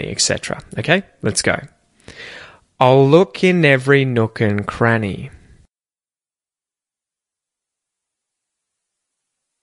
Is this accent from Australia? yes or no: yes; Australia; accent: Aussie; my accent